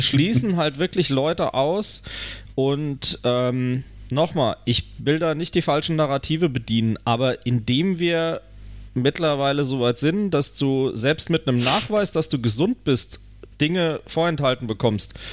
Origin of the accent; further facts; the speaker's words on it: Germany; Bei uns in Deutschland